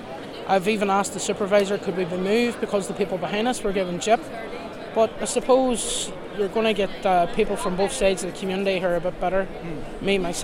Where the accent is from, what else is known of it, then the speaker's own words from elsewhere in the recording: Magherafelt, Northern Ireland, United Kingdom; I'm from Merkerfelt